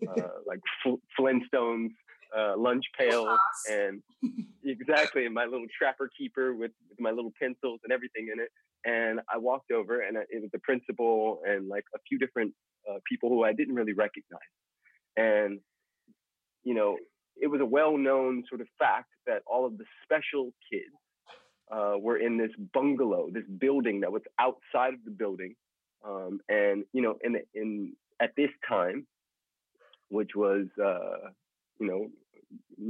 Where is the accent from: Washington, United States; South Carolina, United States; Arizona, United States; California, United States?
California, United States; Los Angeles; In Los Angeles, California.